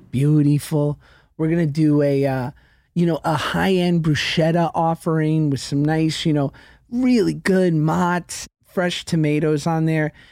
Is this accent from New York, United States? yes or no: yes; New York City, New York, United States; I grew up in New York City taking the crosstown bus to school at eleven